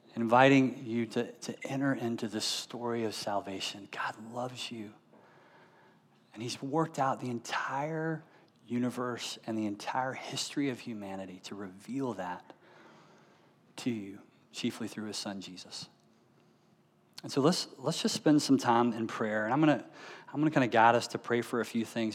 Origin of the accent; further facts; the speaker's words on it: United States; as American Christians